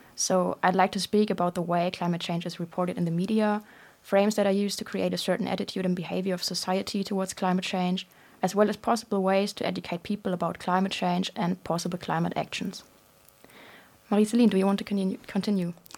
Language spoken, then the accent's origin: English; Germany; moved away as an adult; now in London, United Kingdom; I'm from Germany, and I'm twenty-two years old.